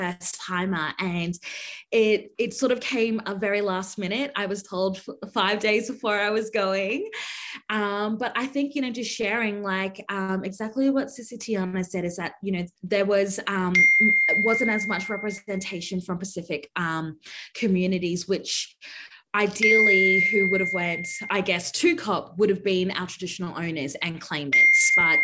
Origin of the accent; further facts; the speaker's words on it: York Island, Torres Strait, Queensland, Australia; I come from the Central Island group in the Torres Strait called Kakugal Nation, and I am proud to come from the island of Musik, translating to York Island